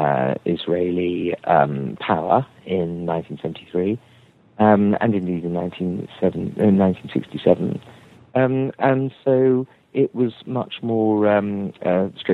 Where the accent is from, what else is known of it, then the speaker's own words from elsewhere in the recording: England, United Kingdom; I'm an English Tory, a Thatcherite conservative